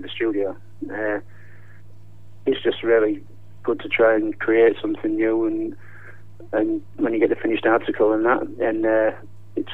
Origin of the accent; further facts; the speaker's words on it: Hull, Yorkshire and the Humber, United Kingdom; now in near Crewe, United Kingdom; I am from Hull